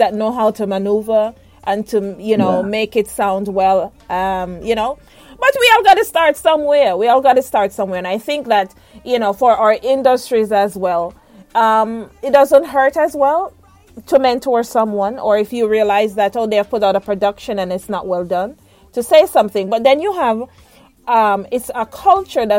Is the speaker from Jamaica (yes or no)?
yes; Jamaica; I'm a Jamaican